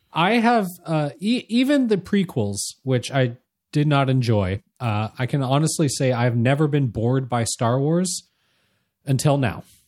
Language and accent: English; Anaheim, California, United States; as kids growing up near Disneylanders